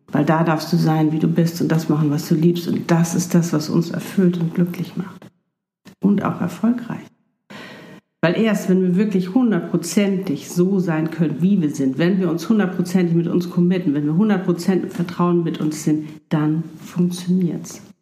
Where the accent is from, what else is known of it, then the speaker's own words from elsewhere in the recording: Hamburg, Germany; bin auch noch nicht in meinem Traum zu Hause in Südafrika, sondern ich bin noch hier in Hamburg in meiner Heimatstadt in einer wunderschönen Wohnung